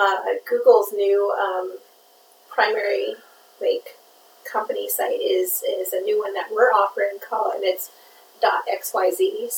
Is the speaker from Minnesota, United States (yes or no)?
yes; Minnesota, United States; there is just something about being Minnesotan.